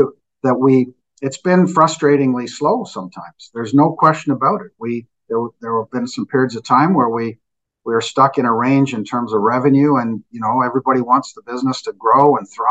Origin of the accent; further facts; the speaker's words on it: Canada; we're Canadian